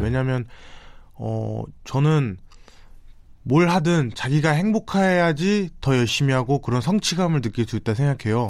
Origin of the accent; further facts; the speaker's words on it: South Korea; also born or lived in Itaewon, Seoul; 한국에서 어떻게 보면 이제 19년을 살았다 보니까